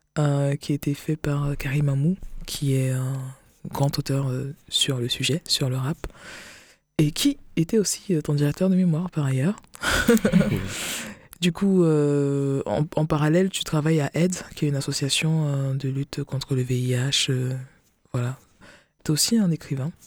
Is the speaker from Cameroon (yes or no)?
yes; West, Cameroon; now in France; je suis camerounaise parce que je suis pas française, encore, pas encore